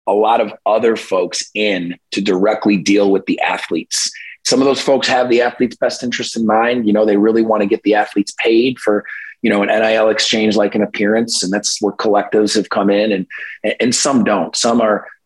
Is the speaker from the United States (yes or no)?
yes; New York, United States; Binghamton University in my home state of New York